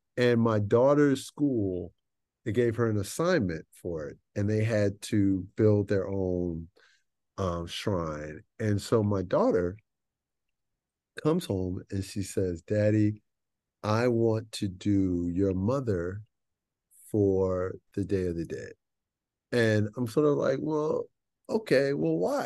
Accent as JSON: {"language": "English", "town": "Chicago", "region": "Illinois", "country": "United States", "tie": "born or raised there", "said": "I grew up in Chicago"}